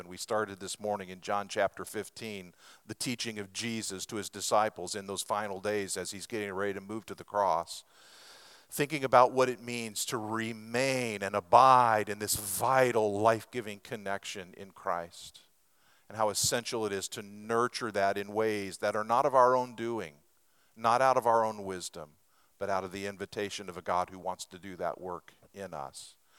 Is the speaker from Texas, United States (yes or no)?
no; Lebanon, Oregon, United States; moved away; Starla and I grew up in Western Oregon in a little sawmill town there called Lebanon, Oregon